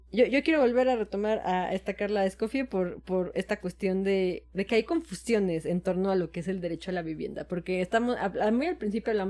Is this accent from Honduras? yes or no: no; Mexico; yo, yo soy mexicano, pero soy mexicano bien.